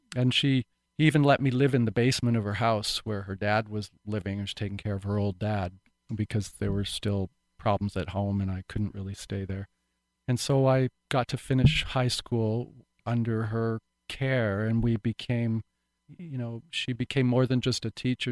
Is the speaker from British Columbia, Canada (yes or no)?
yes; Vancouver Island, British Columbia, Canada; this little backwoodsy town where I grew up on Vancouver Island